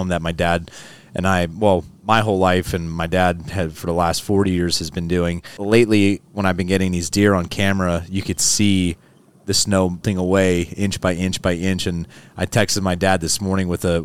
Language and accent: English; Hazleton, Pennsylvania, United States; now in State College, United States; I grew up in Northeastern PA, so it's a town called Hazleton